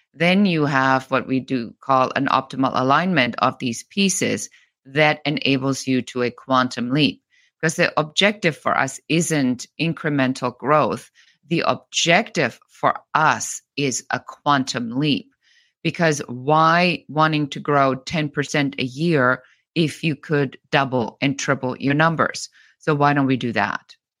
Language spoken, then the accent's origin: English; Bavaria, Germany; moved away; I'm originally from Germany, from Bavaria.